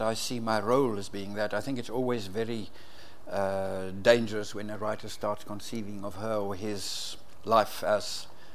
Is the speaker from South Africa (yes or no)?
yes; South Africa; growing up in South Africa